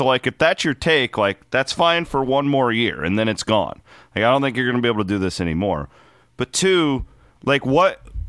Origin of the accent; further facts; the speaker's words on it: Iowa, United States; like, I'm an Iowa State guy, and I'm an old school Iowa guy.